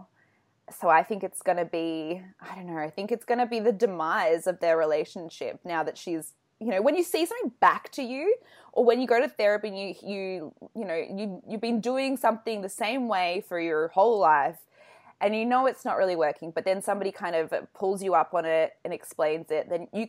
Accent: Australia; I'm because from Australia

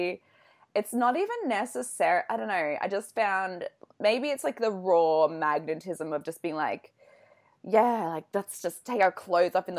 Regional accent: Australia; I'm because from Australia

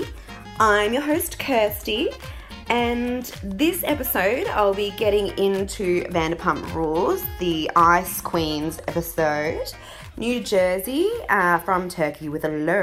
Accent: Australia; now in United Kingdom; I'm from Australia, but what I'm doing is traveling around the UK, you know, doing pet sitting

